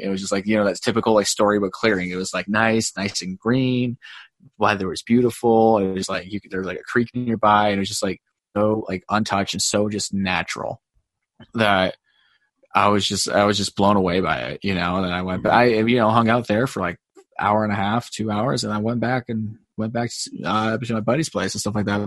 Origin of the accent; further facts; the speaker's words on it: Glenwood Springs, Colorado, United States; I grew up in Glenwood.